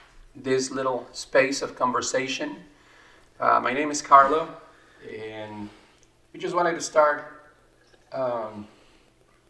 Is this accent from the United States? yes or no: no; Mexico; grew up in Mexico, became a Christian.